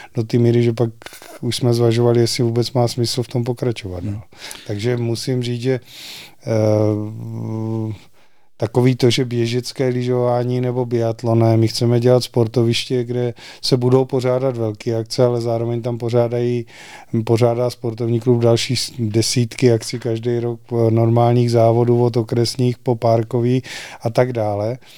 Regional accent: Znojmo District, South Moravian Region, Czechia; now in Nové Město na Moravě, Czech Republic; nejsem novoměšťák, pocházím ze Znojemska

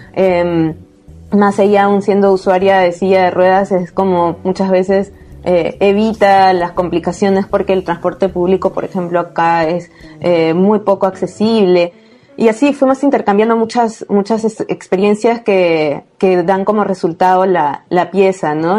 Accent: Peru; also born or lived in Lima; soy de Perú y vivo en Lima, que es la capital

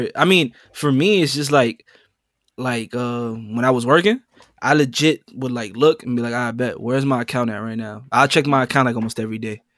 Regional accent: New York City, New York, United States; coming straight out the Boogie Down Bronx, New York City.

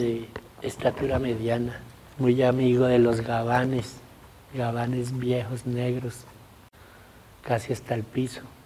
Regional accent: Tunja, Boyacá, Colombia; moved away; yo soy de Tunja, bachiller del año 77

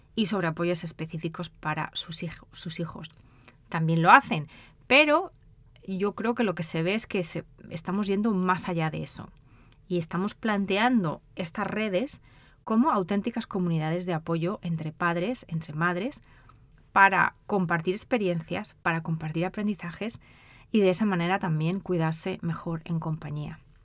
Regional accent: Spain; moved away as an adult; also born or lived in United Kingdom; now in United States; de España, de donde soy yo

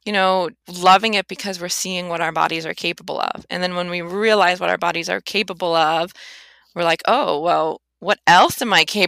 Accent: Boston, Massachusetts, United States; moved away; I'm from Boston

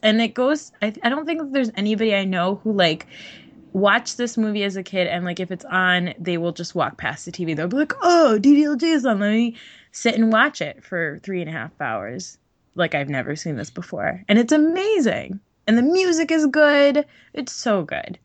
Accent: New Jersey, United States; growing up in New Jersey

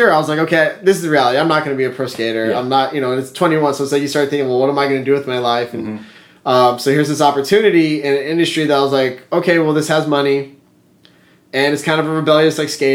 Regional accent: Los Angeles, California, United States; we grew up in the San Fernando Valley skateboarding

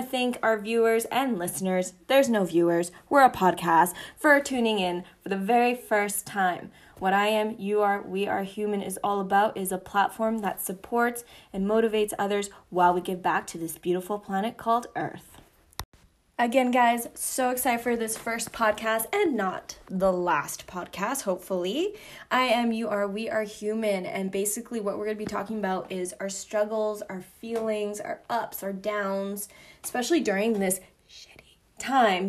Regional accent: Calgary, Alberta, Canada; moved away as an adult; also born or lived in Vancouver, Canada; I am back in my hometown, Calgary

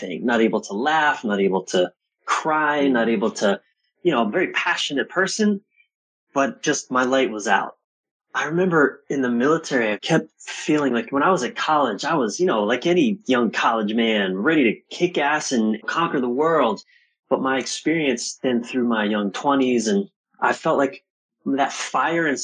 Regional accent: East Coast of the U.S., United States; I was born on the East Coast of the U.S.

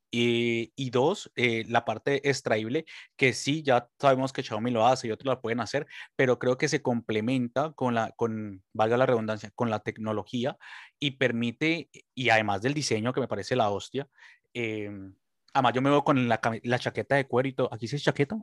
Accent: Colombia; now in Spain; yo soy colombiano

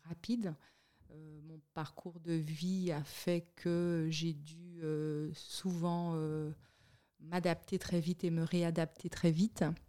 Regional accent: Le Moule, Guadeloupe; born or raised there; moved away as an adult; also born or lived in Miami / Montpellier / Paris; now in Switzerland

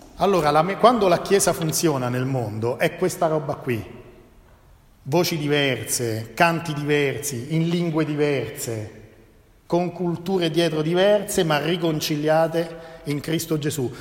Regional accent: Italy; also born or lived in Genoa; noi italiani

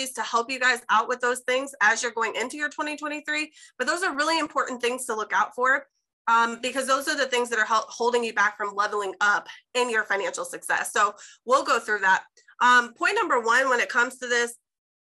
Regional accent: Chicago, Illinois, United States; now in Jacksonville, United States; I'm actually originally from Chicago. I ended up in Jacksonville, Florida, went to college here

